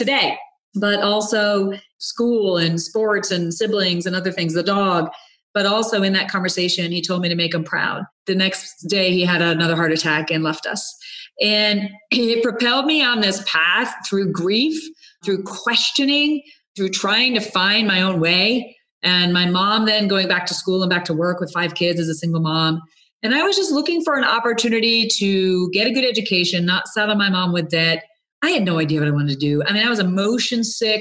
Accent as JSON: {"language": "English", "region": "Rhode Island", "country": "United States", "tie": "born or raised there", "said": "I grew up in Rhode Island, a youngest of five kids"}